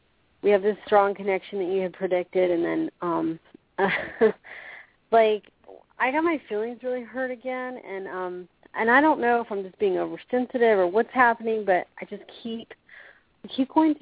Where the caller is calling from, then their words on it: Florida, United States; I'm calling from Florida.